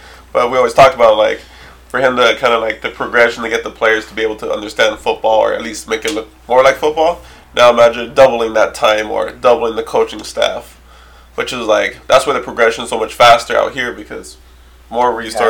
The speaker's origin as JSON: {"language": "English", "town": "San Gabriel", "region": "California", "country": "United States", "tie": "born or raised there", "also_born_or_lived": "Serbia", "said": "as we grew up with being in San Gabriel"}